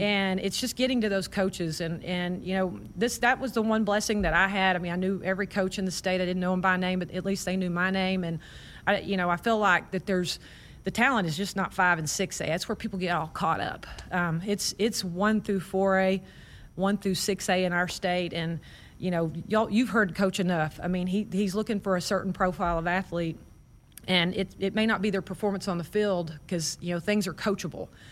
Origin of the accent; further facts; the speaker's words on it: Waco, Texas, United States; moved away as an adult; now in Nebraska, United States; I grew up in Waco